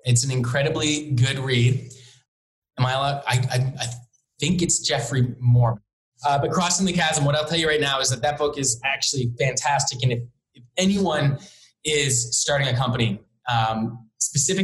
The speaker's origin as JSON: {"language": "English", "town": "Halifax", "region": "Nova Scotia", "country": "Canada", "tie": "born or raised there", "also_born_or_lived": "Hamilton", "moved": "yes", "lives_now": "Toronto, Canada", "said": "I grew up in Halifax, Nova Scotia. So I grew up as a sailor"}